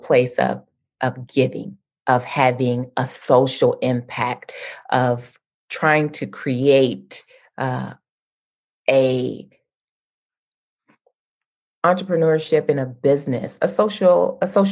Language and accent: English; Lexington, Kentucky, United States; I grew up in Lexington in central Kentucky